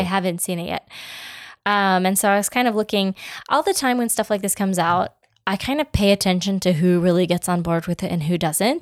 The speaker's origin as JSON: {"language": "English", "country": "United States"}